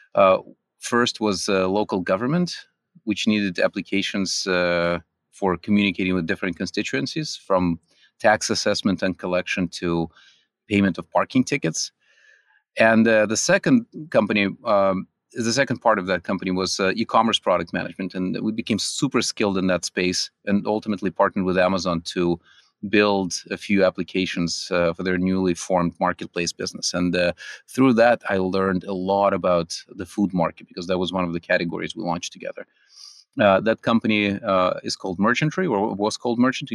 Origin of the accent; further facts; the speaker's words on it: California, United States; also born or lived in Russia; I, uh, grew up in California